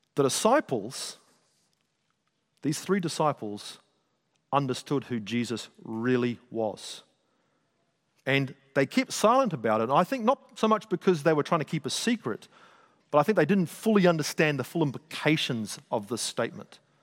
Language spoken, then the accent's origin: English; Auckland, New Zealand; I grew up in South Auckland